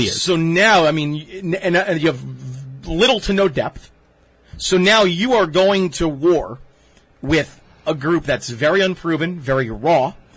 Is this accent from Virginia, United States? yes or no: no; Toms River, New Jersey, United States; my hometown Tom's River East Little League